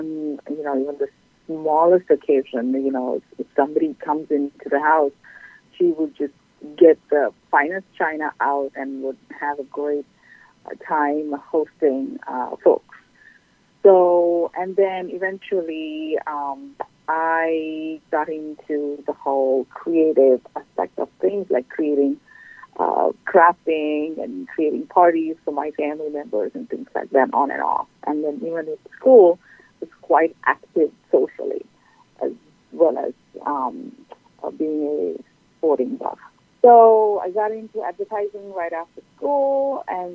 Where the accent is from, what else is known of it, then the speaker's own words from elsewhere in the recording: Sri Lanka; moved away as an adult; now in Folsom, United States; I'm originally from Sri Lanka and have been here for the past 13 years